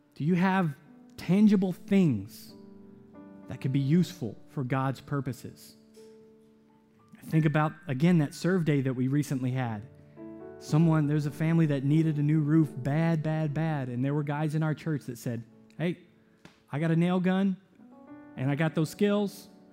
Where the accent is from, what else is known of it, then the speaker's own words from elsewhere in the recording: the South, United States; I grew up in the South